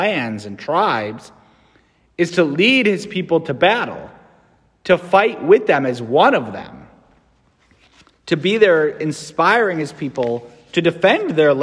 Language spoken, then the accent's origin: English; United States; As an American